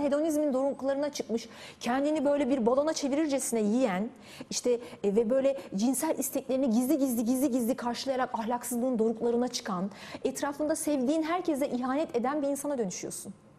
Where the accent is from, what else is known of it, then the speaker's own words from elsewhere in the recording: Turkey; ben bir Türk'üm